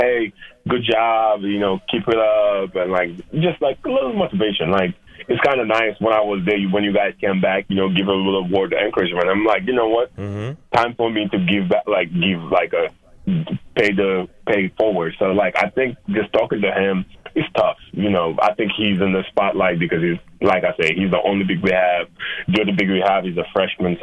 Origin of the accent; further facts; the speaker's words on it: Senegal; moved away; I'm from Senegal